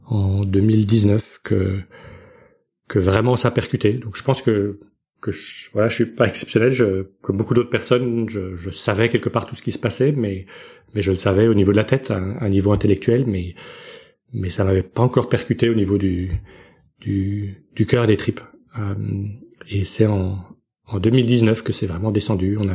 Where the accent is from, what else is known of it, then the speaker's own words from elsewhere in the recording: Belgium; now in United States; je suis belge